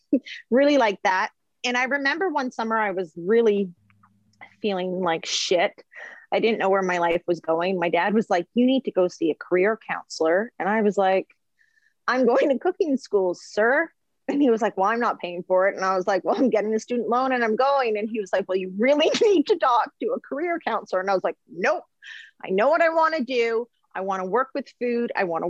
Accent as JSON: {"language": "English", "town": "Vancouver", "region": "British Columbia", "country": "Canada", "tie": "born or raised there", "moved": "as an adult", "said": "I was born in Vancouver, British Columbia. And yes, I am a twin and I just stayed in basically Vancouver my whole life through to university"}